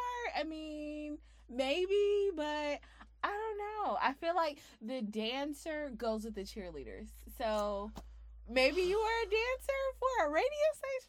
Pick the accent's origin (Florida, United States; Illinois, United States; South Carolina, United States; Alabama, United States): South Carolina, United States; I am from South Carolina